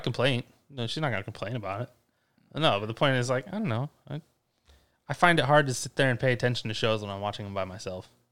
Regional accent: Ypsilanti, Michigan, United States; our life growing up in Ipsy

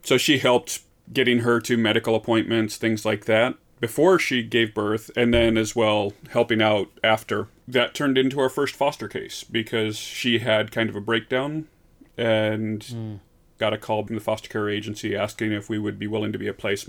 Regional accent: Midwest, United States; even though I am from the Midwest.

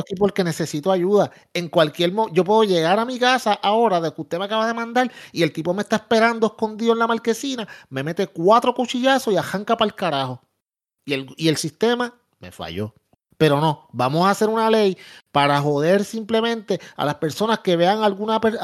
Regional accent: Puerto Rico; yo que soy puertorriqueño

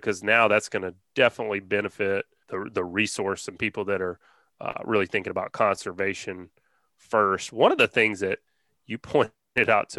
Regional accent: Alabama, United States; growing up in Alabama

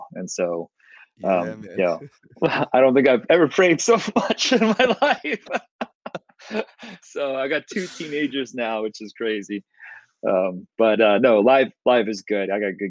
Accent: West Orange, New Jersey, United States; Yep, West Orange, New Jersey, and then moved to not that it's going to matter to most people, but we moved to Bridgewater, and I've been living in Bridgewater ever since.

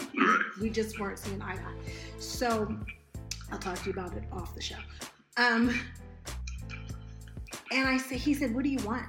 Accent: Malibu, California, United States; moved away as an adult; I grew up in Malibu

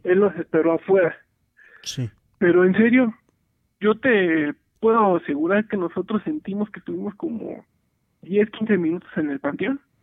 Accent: Real del Monte, Hidalgo, Mexico; moved away as an adult; also born or lived in Paseo de Chavarría, Pachuca; now in Pachuca, Mexico; En sí yo soy de Real del Monte. Este, apenas tengo año y medio viviendo aquí en, en Paseo de Chavarría

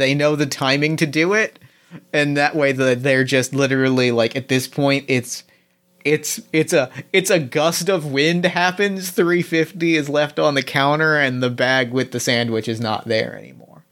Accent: New Jersey, United States; I grew up in New Jersey

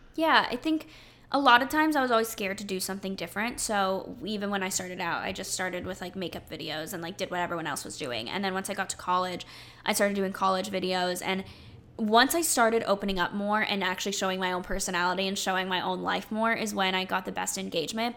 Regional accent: North Carolina, United States; I grew up in North Carolina.

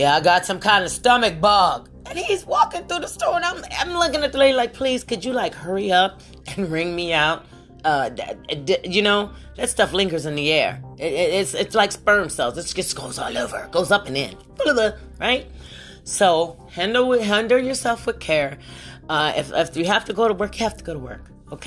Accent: West Virginia, United States; moved away; also born or lived in Ohio; I'm from Ohio. I don't know why I say this, because I was brought up prior to Ohio. We were lived in West Virginia

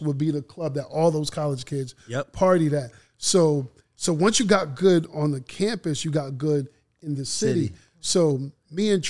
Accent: Massachusetts, United States; moved away as an adult; now in Atlanta, United States; me being from Massachusetts. I grew up looking at musical entities in a different way than I've seen down here

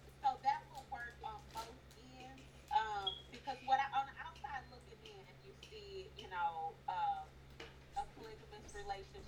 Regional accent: St. Louis, Missouri, United States; I'm from St. Louis, and I am a comedian

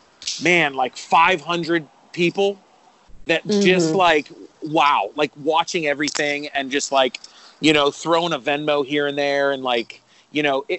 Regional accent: Pittsburgh, Pennsylvania, United States; being from Pittsburgh

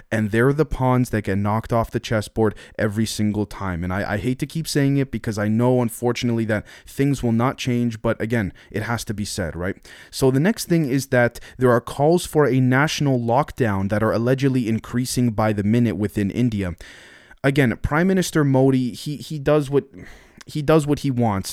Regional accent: Canada; I'm Canadian

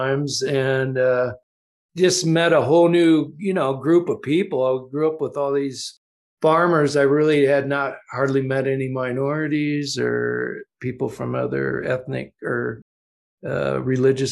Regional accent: Ohio, United States; all the farmers I grew up in Ohio

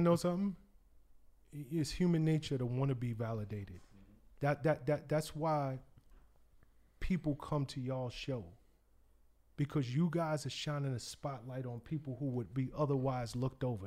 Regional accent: New York City, New York, United States; moved away as an adult; I know the culture. I'm from the South Bronx. I grew up knowing, you know, who were the hot D Js

